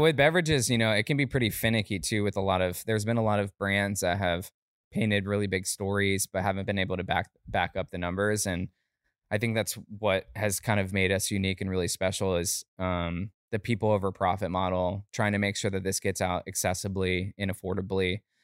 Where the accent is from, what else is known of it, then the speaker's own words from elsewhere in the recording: Lake County, Florida, United States; also born or lived in Altamonte Springs, Florida; born in Altamont Springs, Orlando, but I, I grew up in, uh, like a small, like a small county called Lake County